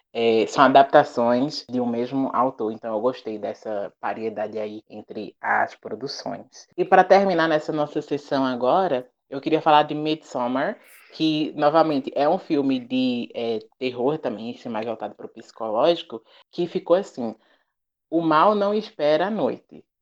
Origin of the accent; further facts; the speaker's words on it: Brazil; first language Portuguese; also born or lived in Petrolina, Brazil; depois que eu voltei para o Brasil